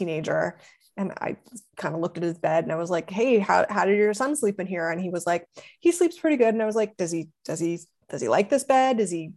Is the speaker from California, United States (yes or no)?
no; Ohio, United States; moved away as an adult; also born or lived in Los Angeles; I'm from Ohio